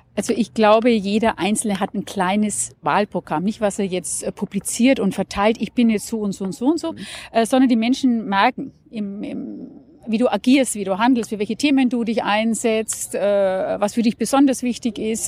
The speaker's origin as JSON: {"language": "German", "town": "Nuremberg", "region": "Bavaria", "country": "Germany", "said": "ich komme aus Nürnberg. Das heißt, ich vertrete den Stimmkreis Nürnberg hier im Deutschen Bundestag"}